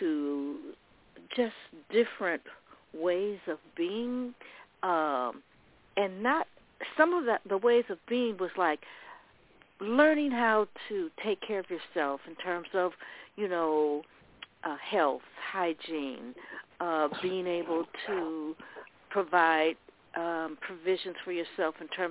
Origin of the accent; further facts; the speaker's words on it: Oakland, California, United States; I grew up in Oakland